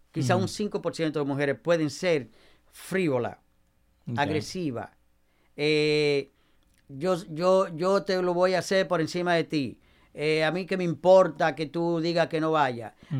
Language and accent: Spanish; Nagua, María Trinidad Sánchez, Dominican Republic; en mi pueblo, en mi pueblo, eh, en Nagua